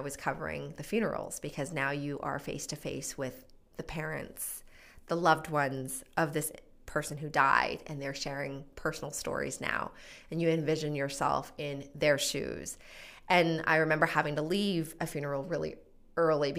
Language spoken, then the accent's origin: English; Edmonton, Alberta, Canada; moved away as an adult; now in Calgary, Canada; I'm originally from Edmonton